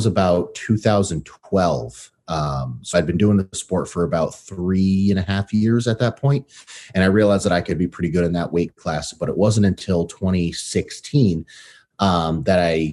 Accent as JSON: {"language": "English", "town": "New York City", "region": "New York", "country": "United States", "tie": "born or raised there", "also_born_or_lived": "Connecticut / Massachusetts", "moved": "yes", "lives_now": "Seattle, United States", "said": "I grew up in the U.S. So I was born in Brooklyn, New York. My family then relocated to Connecticut"}